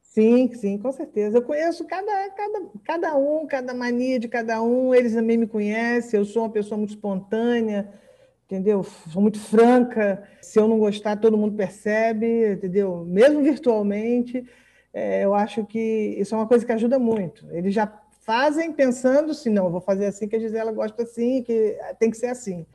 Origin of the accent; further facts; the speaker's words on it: São Fidélis, Rio de Janeiro, Brazil; moved away as an adult; now in Macaé, Brazil; eu sou de São Fidélis